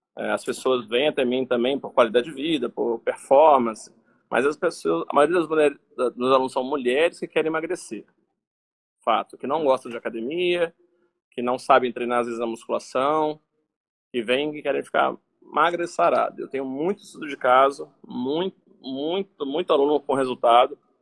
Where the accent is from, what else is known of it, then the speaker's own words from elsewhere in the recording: Resende, Rio de Janeiro, Brazil; sou aqui de Resende, no interior do Rio de Janeiro